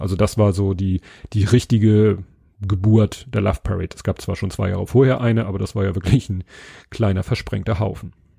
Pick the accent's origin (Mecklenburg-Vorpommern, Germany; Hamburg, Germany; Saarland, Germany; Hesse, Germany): Hamburg, Germany; innerhalb von Stalzhoop, wo ich aufgewachsen bin